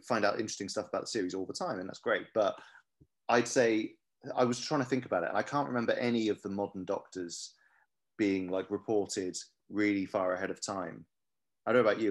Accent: Cardiff, Wales, United Kingdom; I'm from Cardiff. I love Cardiff

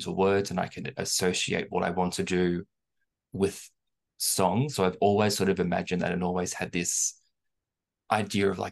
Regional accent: Melbourne, Victoria, Australia; accent: Australian; I'm from Melbourne, so obviously we were the most lockdown city in the world

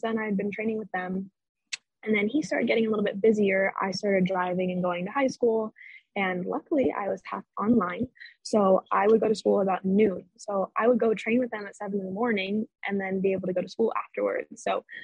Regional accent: Orange, California, United States; moved away as an adult; now in Arizona, United States; I was born and raised in Orange, California, and I recently moved to Arizona by myself.

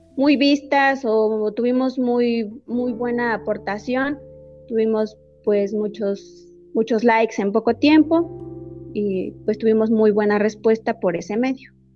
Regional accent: Ixmiquilpan, Hidalgo, Mexico; soy originaria de Ixmiquilpan, de la comunidad de San Nicolás.

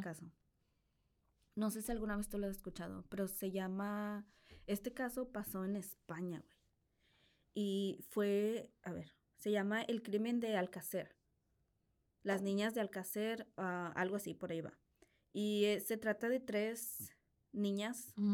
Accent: Piedras Negras, Coahuila, Mexico; de donde yo soy originalmente, que es Piedras Negras, Coahuila

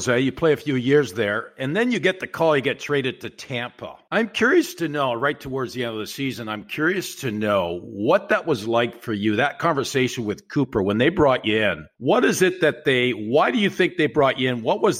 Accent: Sudbury, Ontario, Canada; I'm from Sudbury.

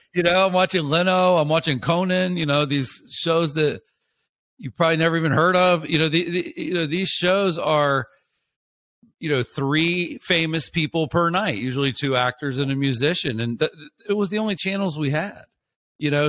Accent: Florida, United States; I'm from a small place, I grew up in Florida

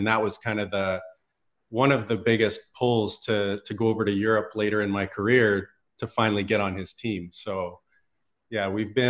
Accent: Red Deer, Alberta, Canada; Yeah, I grew up in Red Deer, Alberta.

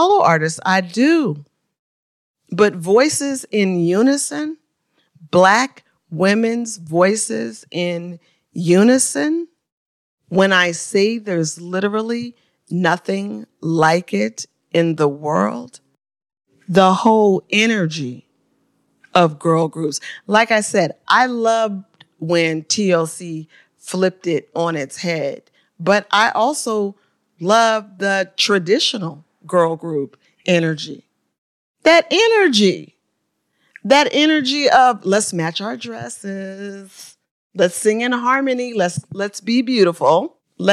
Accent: Oakland, California, United States; my hometown of Oakland, California

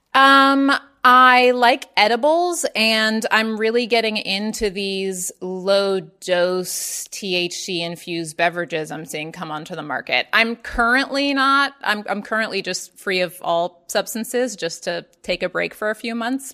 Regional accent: Baltimore, Maryland, United States; moved away; also born or lived in Atlanta; I grew up in Baltimore, Maryland

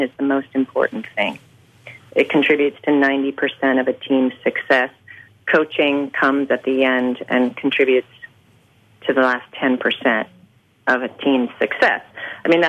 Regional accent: United States; as an American going and living overseas, for the first time I was really able to understand what it meant to be an American

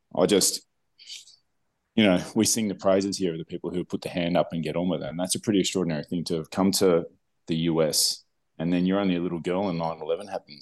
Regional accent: Melbourne, Victoria, Australia; moved away; Melbourne, in Australia, my hometown

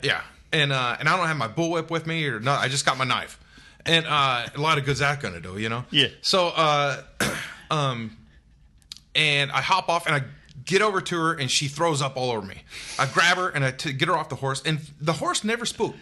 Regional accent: United States; I grew up two hours outside of Memphis

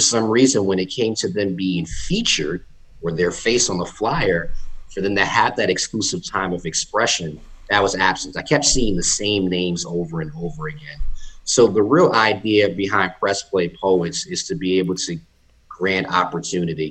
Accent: Jersey City, New Jersey, United States; now in North Carolina, United States; I'm originally from Jersey City, New Jersey. Shout out to the 201. And I relocated to North Carolina in 2009

